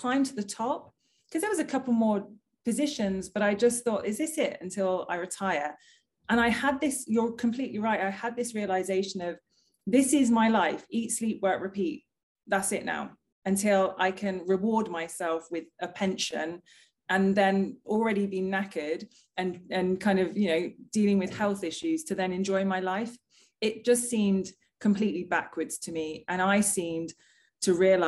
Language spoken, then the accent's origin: English; United Kingdom; moved away as an adult; also born or lived in London; now in Australia; I am a Brit in Australia.